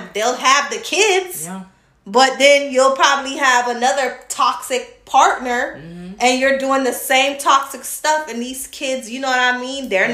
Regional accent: Georgia, United States; I grew up in Georgia

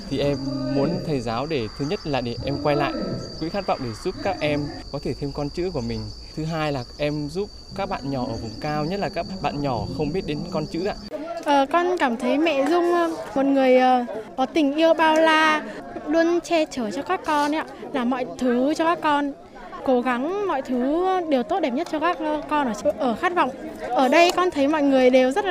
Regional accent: Nghệ An, Vietnam; em sinh năm 2003 và em đến từ Nghệ An ạ.

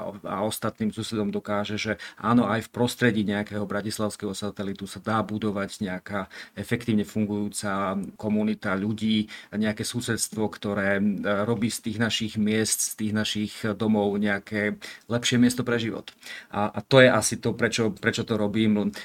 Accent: Rožňava, Košice Region, Slovakia; moved away; som hrdý e, rožňavčan a patriot e, rožňavský

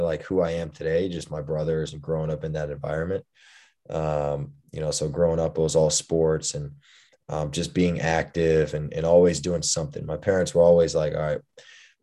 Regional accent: Houston, Texas, United States; moved away as an adult; also born or lived in Indiana; I'm from originally from Houston, Texas. I grew up, I have three brothers

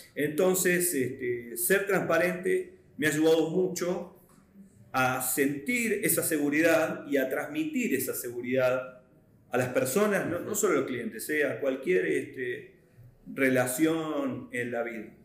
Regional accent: Argentina; Yo vengo de Argentina

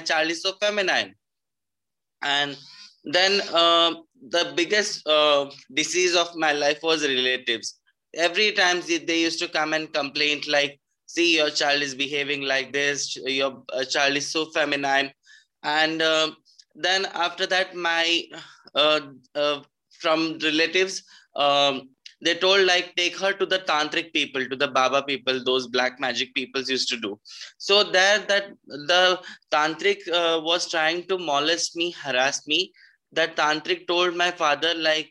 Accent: Pune, Maharashtra, India; I'm from Pune, Maharashtra

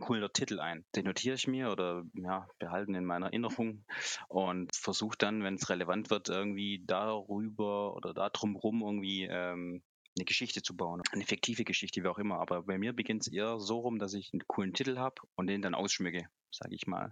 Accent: Aalen, Baden-Württemberg, Germany; wir kommen aus dem Schwabenland, aus Baden-Württemberg, aus Aalen

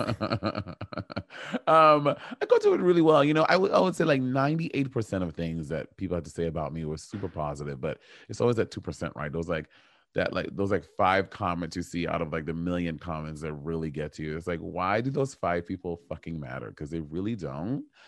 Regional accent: St. Lucia; moved away; my family is from Saint Lucia, and I grew up in Saint Lucia for a big chunk of my life.

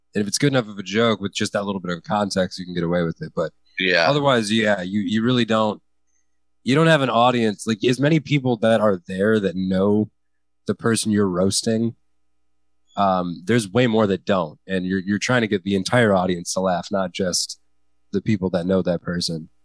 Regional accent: United States; I am an American

